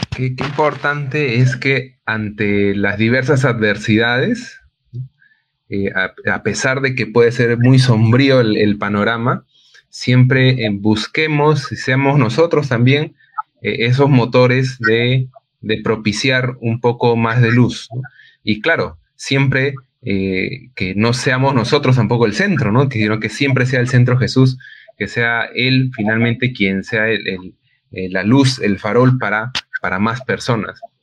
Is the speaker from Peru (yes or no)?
yes; Peru; nosotros, como peruanos